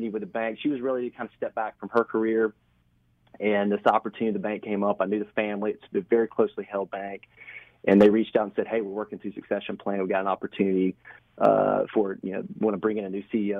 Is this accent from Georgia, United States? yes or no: yes; Waycross, Georgia, United States; also born or lived in Atlanta; now in St. Simons Island, United States; I'm from Southeast Georgia, grew up in Waycross